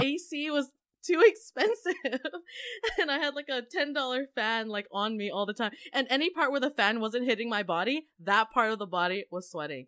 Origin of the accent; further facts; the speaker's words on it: Canada; also born or lived in Asia; being Canadian